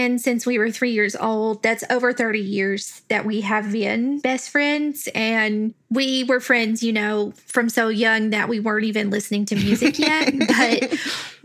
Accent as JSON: {"language": "English", "region": "the South", "country": "United States", "accent": "country", "said": "My accent is the only country thing about me."}